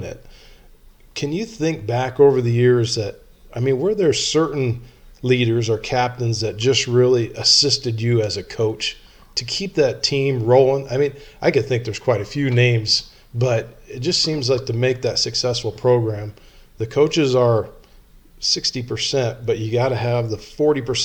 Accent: South Tama, Iowa, United States; I grew up in South Tama

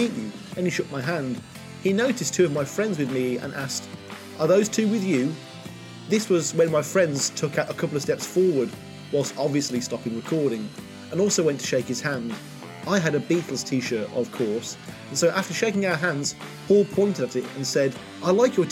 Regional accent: Poland; I'm from Poland

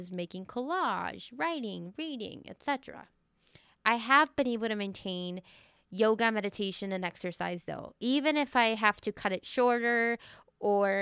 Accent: Venezuela; growing up in Venezuela.

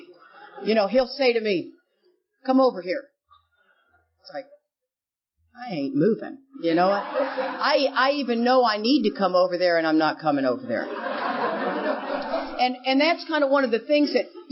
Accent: Houston, Texas, United States; I grew up in Houston, Texas.

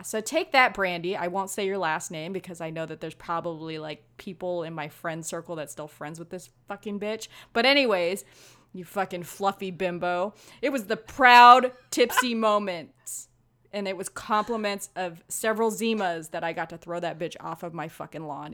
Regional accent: Hawaii, United States; I'm Hawaiian

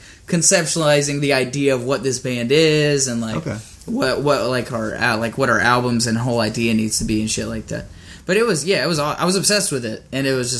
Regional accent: Chattanooga, Tennessee, United States; moved away as an adult; now in Nashville, United States; we had a music venue in my hometown called The Warehouse, and it was a Christian metalcore venue

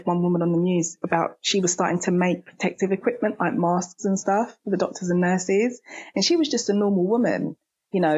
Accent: United Kingdom; me being British myself

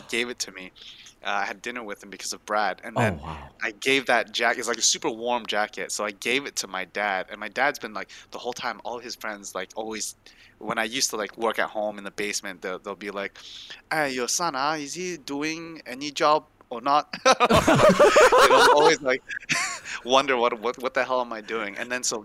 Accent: Malaysia; moved away; I'm from Malaysia too.

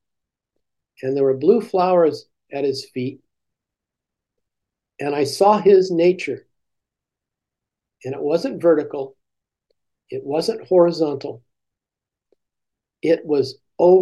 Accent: United States; as American Christians

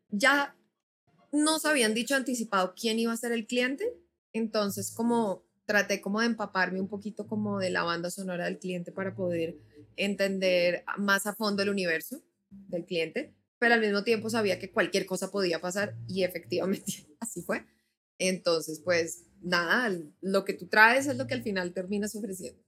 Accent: Bogotá, Colombia; moved away; also born or lived in Nashville; soy bogotana

